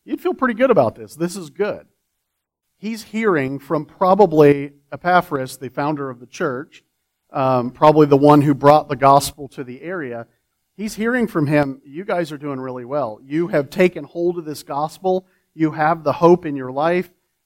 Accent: Florida, United States; now in Texas, United States; I'm from Florida

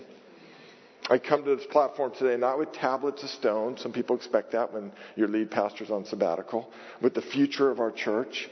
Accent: Marin, California, United States; also born or lived in Oakland; I grew up in Marin, but my dad's company was in Oakland

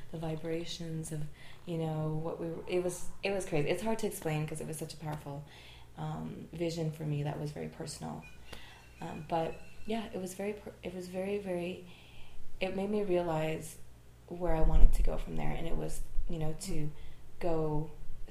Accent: Montreal, Quebec, Canada; I'm from Montreal.

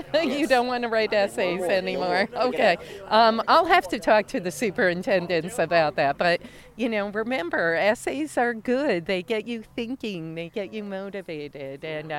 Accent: Troy, New York, United States; I'm born and raised in Troy, Jacob. Never left, and I love Troy. It's in my DNA. I actually was born in North Central, a couple blocks south of here.

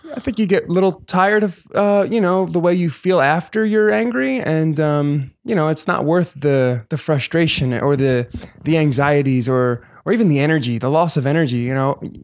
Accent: New Jersey, United States; moved away as an adult; also born or lived in New York City; now in Los Angeles, United States; I am from Jersey

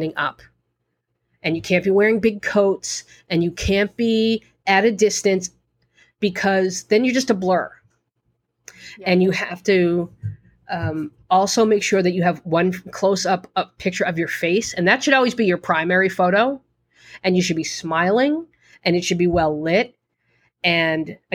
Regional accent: Boston, Massachusetts, United States; accent: Boston; my Boston accent

